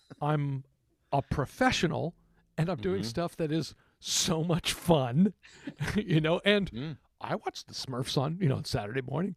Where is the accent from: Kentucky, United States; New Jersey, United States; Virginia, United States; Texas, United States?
Texas, United States; I was from Texas.